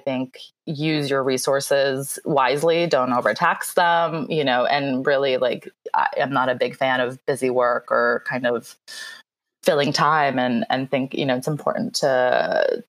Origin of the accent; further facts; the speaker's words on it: Philadelphia, Pennsylvania, United States; English is a second language; also born or lived in Moscow, Russia / Germany; now in Los Angeles, United States; I grew up in Philly. I moved there at about age eight